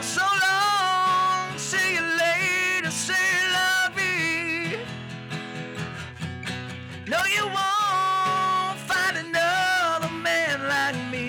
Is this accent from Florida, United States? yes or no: yes; Lake Wales, Florida, United States; I'm from Lake Wales, and I was born and raised here